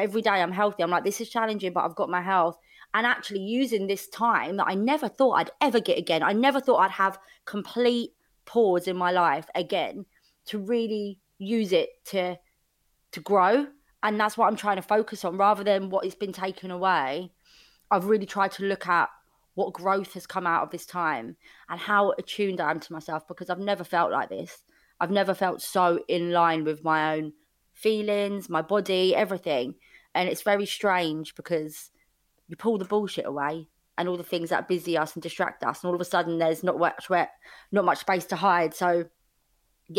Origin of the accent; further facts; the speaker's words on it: London, United Kingdom; I grew up in Fulham. It's the southwest London